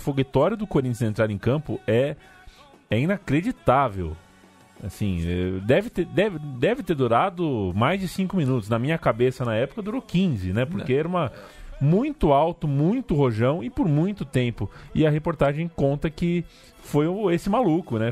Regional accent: Brazil; sou brasileiro.

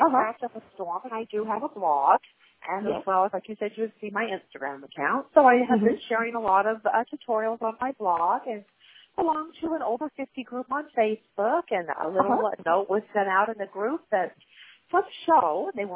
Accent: Thornton, Idaho, United States; I was born in Thornton, Idaho on a farm, and of course there was abundant nature around me.

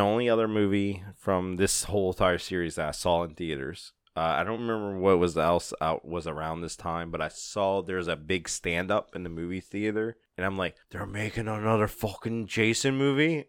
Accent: New Orleans, Louisiana, United States; We're from New Orleans

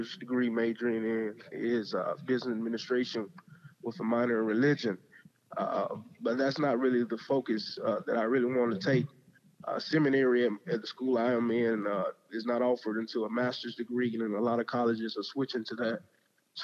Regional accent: Selma, Alabama, United States; moved away as an adult; now in Iowa, United States; I grew up in Selma.

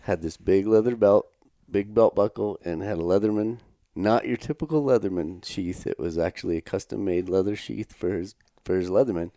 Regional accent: United States; now in Canada; we're from Wyoming, Colorado

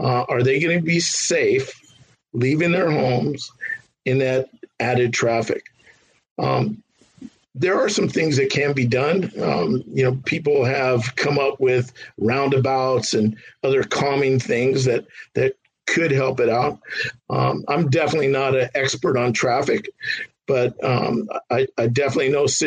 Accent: San Fernando Valley, California, United States; I grew up in the San Fernando Valley

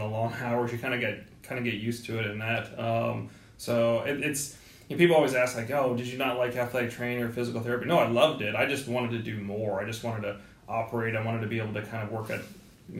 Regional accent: Bay Area, California, United States; moved away as an adult; also born or lived in Indiana; I grew up in California in the Bay Area

